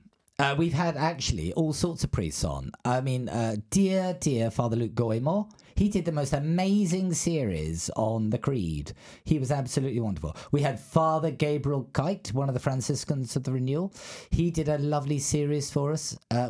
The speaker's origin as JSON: {"language": "English", "country": "Australia", "accent": "English", "said": "There you go. I've got an English accent. But when people find out I'm an Australian, they say, oh, that explains it."}